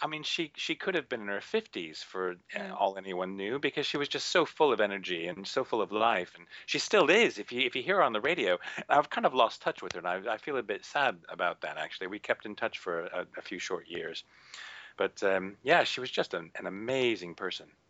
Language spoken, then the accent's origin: English; United States; moved away as an adult; now in United Kingdom; I grew up in the States. I did all my training in the States